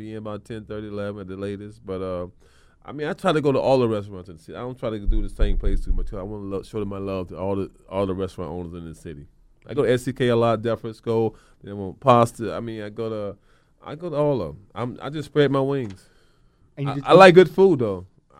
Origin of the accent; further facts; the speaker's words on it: the South, United States; Probably my grandfather back in the day, so, just growing up in the South and the body of work, what he's doing, steel mill, work in the field.